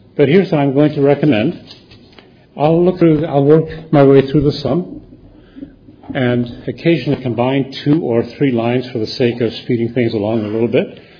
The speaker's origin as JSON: {"language": "English", "country": "United States", "said": "as an American"}